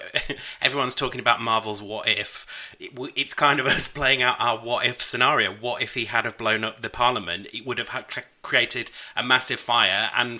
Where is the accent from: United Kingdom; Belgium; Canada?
United Kingdom; York, Yorkshire and the Humber; I'm from York